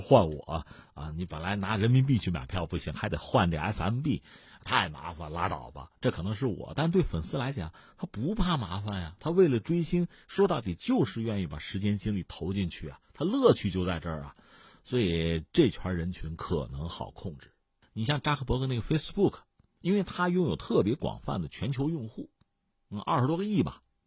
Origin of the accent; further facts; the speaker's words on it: China; 你说我们中国人看着围观旁观，